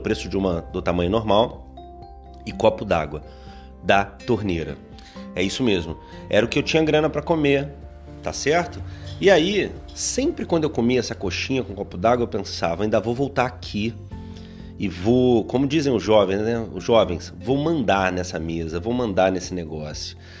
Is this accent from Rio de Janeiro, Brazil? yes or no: yes; interior of Rio de Janeiro state, Brazil; eu sou do interior do Rio